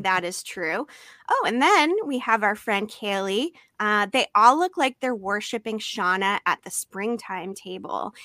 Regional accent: Massachusetts, United States; now in San Diego, United States; I grew up in Massachusetts

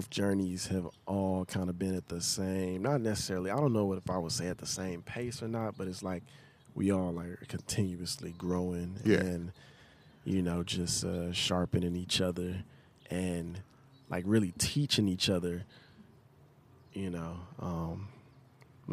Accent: the South, United States; growing up in the South

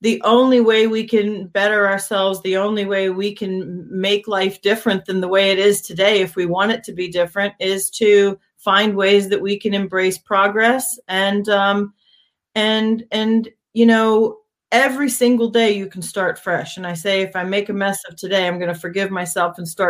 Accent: Hershey, Pennsylvania, United States; moved away as an adult; also born or lived in Europe / Abu Dhabi; I grew up in Hershey, Pennsylvania on a farm

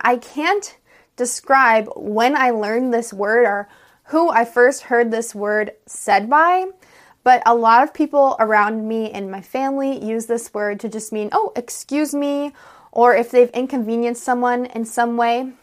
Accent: United States; I'm an American English teacher

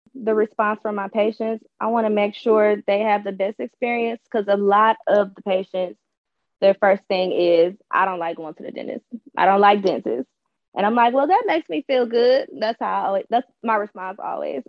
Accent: Detroit, Michigan, United States; I'm from Michigan, I'm from Detroit. So I just chose to stay local

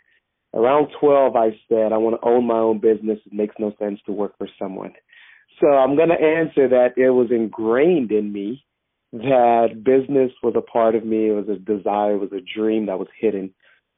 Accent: Houston, Texas, United States; also born or lived in Grenada / Austin, Texas; I was actually born in Grenada, which is an island in the Caribbean. We moved to Houston, Texas when I was 6, and I resided in Houston, Texas for the majority of my years

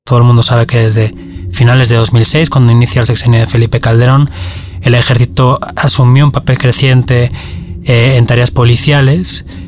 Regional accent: Valencia, Valencian Community, Spain; moved away as an adult; now in Mexico City, Mexico; Soy de Valencia, España

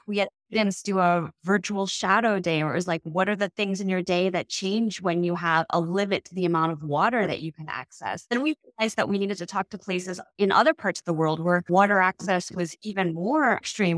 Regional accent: Chicago, Illinois, United States; as a Chicagoan, as, you know, an Asian, a woman, mother who lives in Chicago

